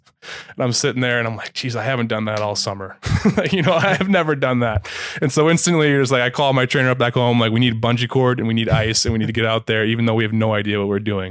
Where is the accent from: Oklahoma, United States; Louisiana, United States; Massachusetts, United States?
Massachusetts, United States; Holliston; I grew up in Holliston, Massachusetts, which, which is about forty minutes to an hour outside Boston.